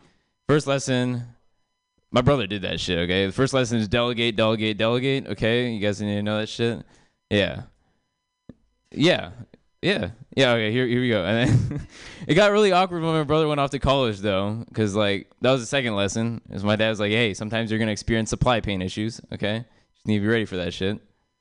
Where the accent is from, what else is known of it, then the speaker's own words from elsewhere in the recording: India; I'm Indian, which is the last thing I'll ever say on the stage, and then it'll just be a white flash, and I'll just be dead. But I'm Indian